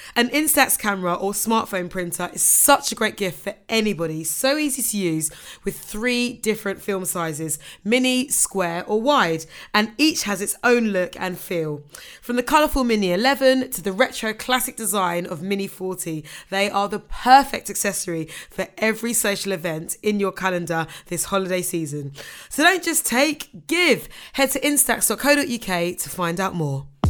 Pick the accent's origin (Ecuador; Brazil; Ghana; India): Ghana; as a Ghanaian